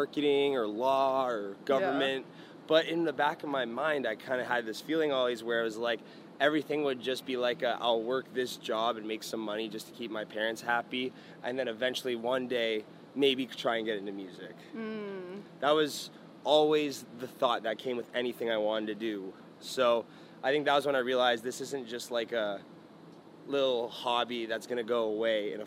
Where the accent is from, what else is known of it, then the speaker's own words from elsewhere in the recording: Mississauga, Ontario, Canada; moved away as an adult; So Mississauga, the suburb that I grew up in around Toronto